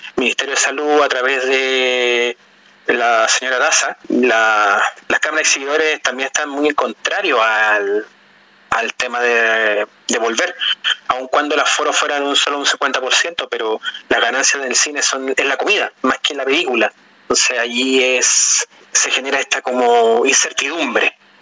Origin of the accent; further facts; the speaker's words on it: Chile; los elementos culturales nuestros como chilenos